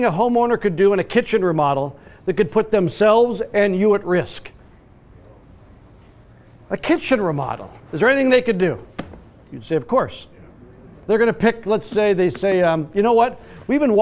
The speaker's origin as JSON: {"language": "English", "region": "Minnesota", "country": "United States", "tie": "born or raised there", "said": "I grew up and spent a good share of my life in Minnesota"}